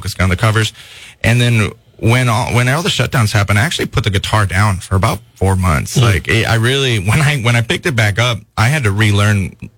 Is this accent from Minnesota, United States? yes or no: yes; Minnesota, United States; moved away as an adult; also born or lived in Los Angeles, California; now in California, United States; I'm from Minnesota.